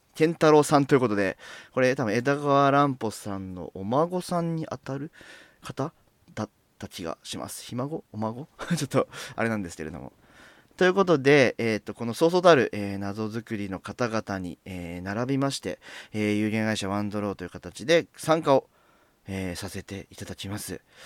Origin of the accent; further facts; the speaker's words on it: near the Saitama border, Tokyo, Japan; 僕は東京都なんですけれども本当埼玉県と東京都の境ぐらいに住んでいてで西武池袋線という沿線で、えー、ずっとこう、まあ、生まれてからこの方ずっとそこでその地で暮らしている